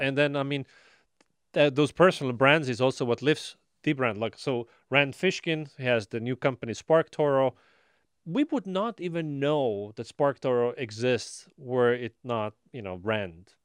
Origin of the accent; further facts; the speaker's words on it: Estonia; now in Austin, United States; I am from Estonia, so you know there's family there's friends